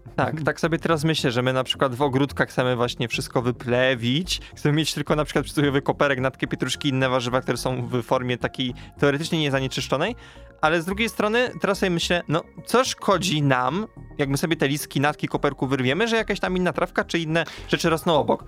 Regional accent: a village near Częstochowa, Silesian Voivodeship, Poland; pochodzę z podczęstochowskiej wsi

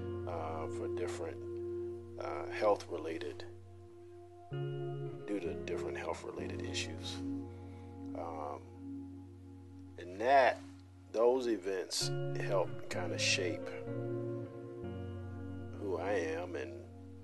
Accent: Columbia, Louisiana, United States; also born or lived in Chicago, Illinois; I was born in Chicago in 1973. We moved to Louisiana when I was four. When I say we, I mean my mother and my three brothers. And that's where I grew up, a small town named Columbia

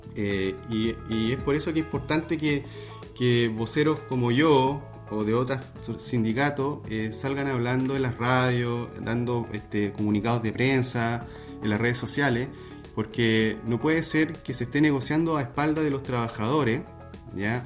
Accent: Valdivia, Los Ríos, Chile; also born or lived in Viña del Mar; Yo soy de Valdivia

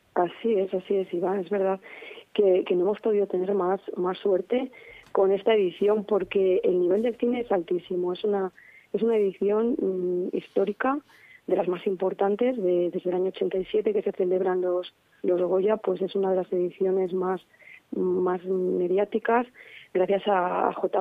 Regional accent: Valladolid, Castile and León, Spain; Como vallisoletana

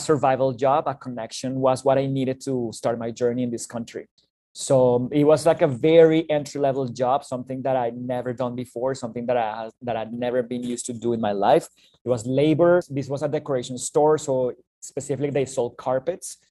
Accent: Bogota, Colombia; moved away as an adult; now in Canada; originally from Bogota, the capital city of Colombia in South America

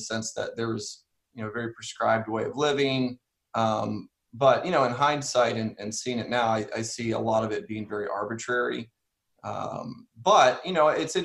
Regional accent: Ohio, United States; My grandfather was a Christian and Missionary Alliance pastor in Ohio. That's where I was born

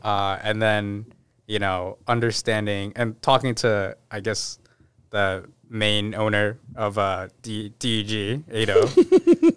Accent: Newton, Massachusetts, United States; also born or lived in Brighton / Watertown / Boston; I did end up, like, moving in third grade, moving into Newton. and then spend, like, most of my, like, life, even, like, now, still there

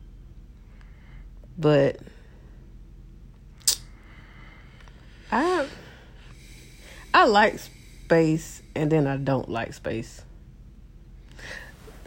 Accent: Abbeville, United States; I'm from Abbeville

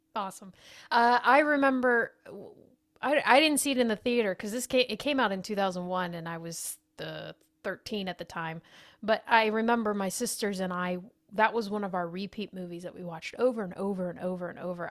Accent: United States; We're American

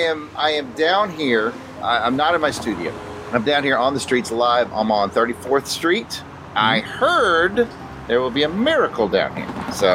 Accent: Enterprise, Alabama, United States; Well, I'm actually in my hometown, tiny little town, Enterprise, Alabama.

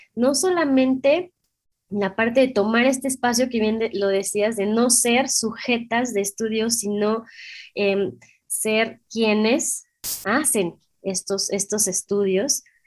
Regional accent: Mexico; somos mexicanas

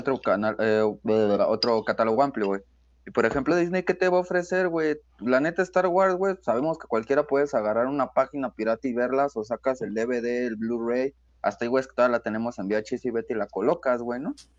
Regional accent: Mexico; como mexicanos decimos

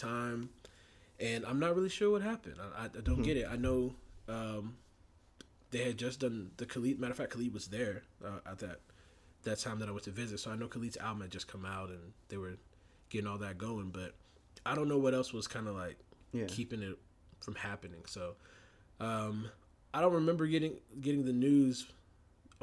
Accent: Warner Robins, Georgia, United States; We grew up in Warner Robins, Georgia together

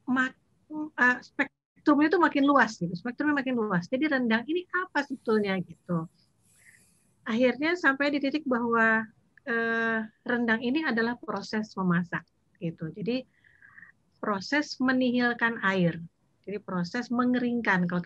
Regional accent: Payakumbuh, West Sumatra, Indonesia; Jadi ada teman yang misalnya dari Batu Sangkar eh, karakter rendangnya beda, aku dari Payakumbuh lain lagi rendangnya.

